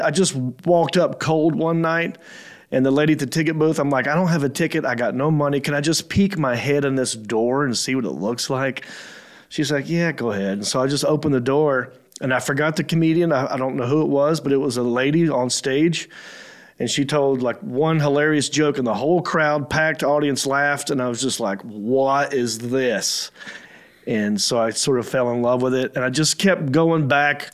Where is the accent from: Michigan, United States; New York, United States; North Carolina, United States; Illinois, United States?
North Carolina, United States; Hickory; also born or lived in Raleigh, North Carolina / Los Angeles, California; I grew up in Hickory, North Carolina, which is like three hours from Raleigh.